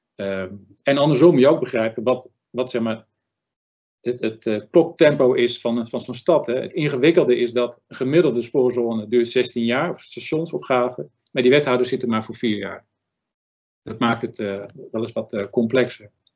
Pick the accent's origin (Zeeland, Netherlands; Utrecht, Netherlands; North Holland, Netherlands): North Holland, Netherlands; Zaanstreek; Ik ben Zaankanter